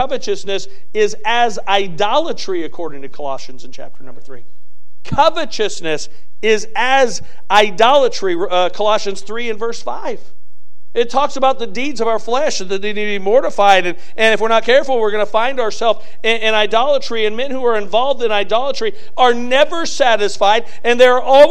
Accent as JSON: {"language": "English", "country": "United States", "said": "being an American"}